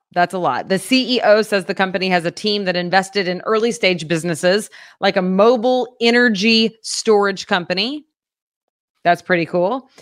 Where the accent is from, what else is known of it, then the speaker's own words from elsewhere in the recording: Fort Gibson, Oklahoma, United States; moved away; my hometown of Fort Gibson, Oklahoma